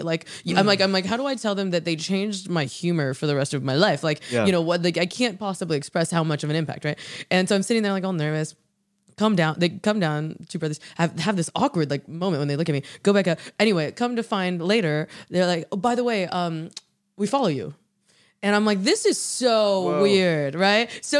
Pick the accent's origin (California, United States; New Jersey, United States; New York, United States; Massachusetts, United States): California, United States; San Francisco; I'm from San Francisco too.